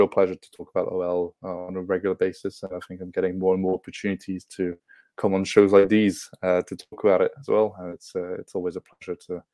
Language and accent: English; Paris, Île-de-France, France; I grew up mostly in Paris